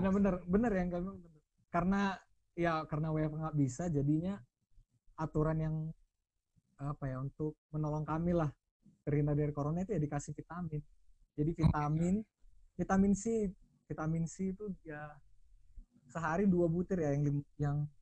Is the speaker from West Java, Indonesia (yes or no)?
no; Pematangsiantar, North Sumatra, Indonesia; moved away; kita kan anak Siantar